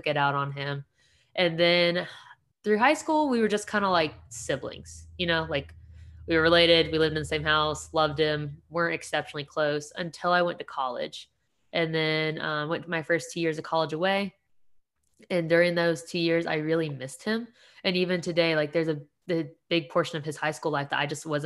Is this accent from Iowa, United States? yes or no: no; Paulding County, Georgia, United States; also born or lived in Dunwoody, Georgia / East Cobb, Georgia; I grew up predominantly in Paulding County.